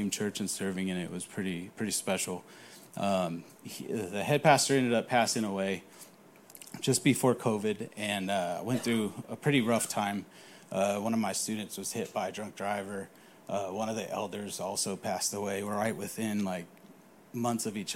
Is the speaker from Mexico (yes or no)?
no; California, United States; moved away; I grew up in California